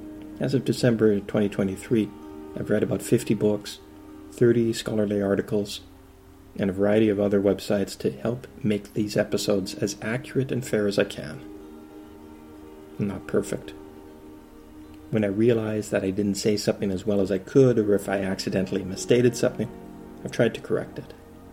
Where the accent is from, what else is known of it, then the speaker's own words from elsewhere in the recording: Canada; I'm Canadian, not Chinese. I haven't lived in a communist country or fled from a communist society.